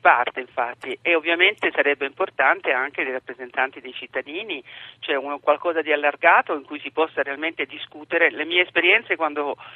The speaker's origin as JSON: {"language": "Italian", "town": "Taranto", "region": "Apulia", "country": "Italy", "tie": "born or raised there", "moved": "as an adult", "said": "sono nata a Taranto lì ho vissuto fino ai vent'anni"}